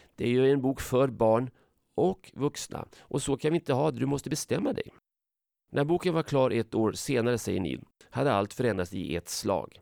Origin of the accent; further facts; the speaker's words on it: Sweden; jag är från Sverige